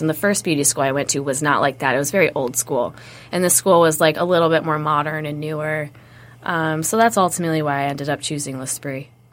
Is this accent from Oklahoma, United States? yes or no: no; Wayne, Michigan, United States; moved away as an adult; now in Arizona, United States; I was born in Wayne at Annapolis Hospital